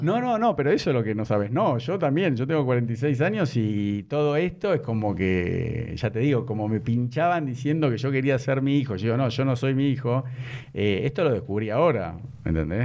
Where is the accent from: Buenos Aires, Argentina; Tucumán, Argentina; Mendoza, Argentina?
Buenos Aires, Argentina; now in Nordelta, Argentina; me crié en Belgrano